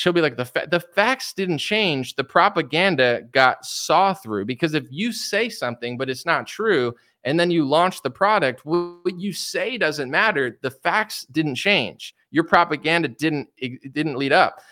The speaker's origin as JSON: {"language": "English", "country": "United States", "said": "as an American"}